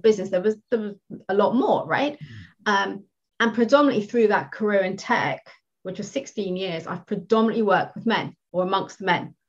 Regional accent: United Kingdom; first language English; I'm I'm British, I speak English, I don't speak anything else.

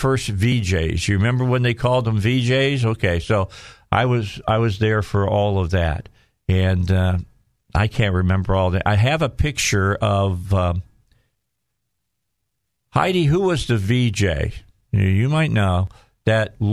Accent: Gary, Indiana, United States; I was from Gary

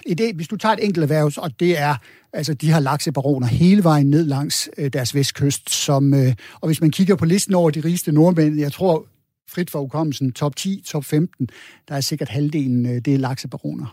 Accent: Denmark; vi som danskere

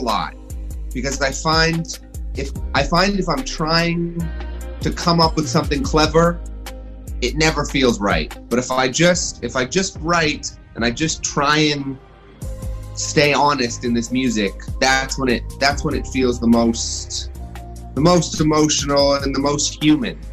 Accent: Toronto, Ontario, Canada; moved away as an adult; now in Los Angeles, United States; I grew up in Canada. I'm from Toronto

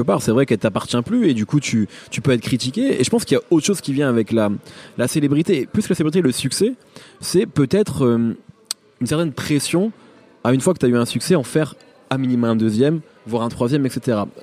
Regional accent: Picardy, Hauts-de-France, France; moved away; moi j'ai grandi en Picardie

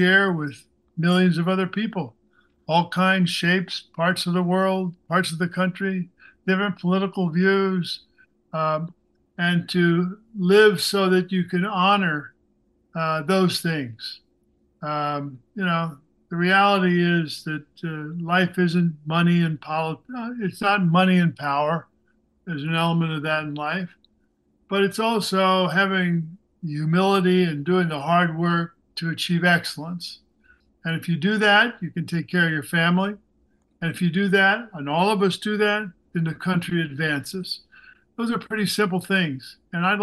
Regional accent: Missouri, United States; moved away; also born or lived in New Jersey; I grew up in Missouri

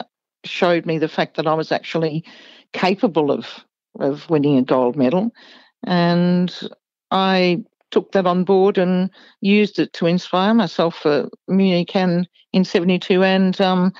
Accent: Melbourne, Victoria, Australia; I was a kid from Coburg, one of the outer northern suburbs of Melbourne.

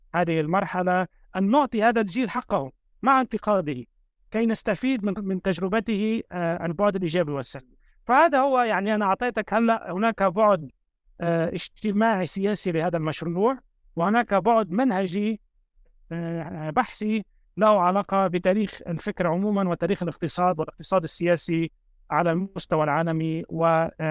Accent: Lebanon; أنا كوني شخص يعني ولدت وترعرعت في لبنان

